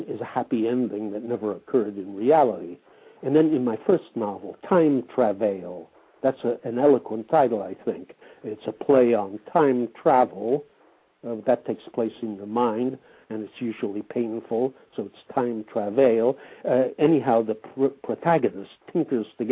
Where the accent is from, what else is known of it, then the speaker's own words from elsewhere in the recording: United States; moved away as an adult; now in France; those were 20 years in my life. So I am American